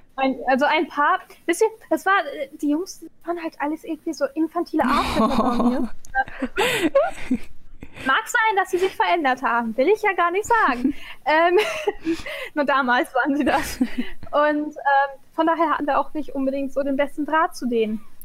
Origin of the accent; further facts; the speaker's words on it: Egypt; now in Germany; die Hälfte meiner Kindheit in Ägypten war